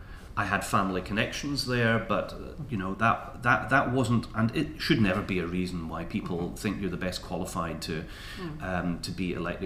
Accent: Edinburgh, Scotland, United Kingdom; also born or lived in London / Moray; I grew up in Stockbridge. I went to Broughton High School. My first jobs were in the centre of Edinburgh. It's where I've come back to. It's Edinburgh is where I live.

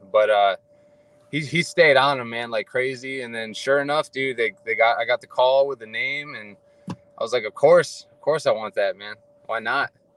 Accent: Ohio, United States; moved away as an adult; also born or lived in Hawaii; now in Fairfield, California, United States; So I was born and raised in Ohio.

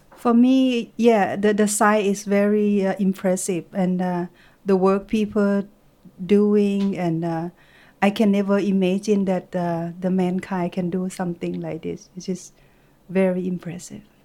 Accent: Thailand; from Thailand

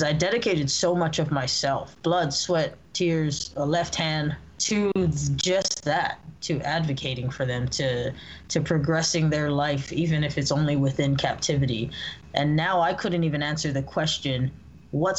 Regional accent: Hawaii, United States; now in California, United States; I was born and raised in Hawaii.

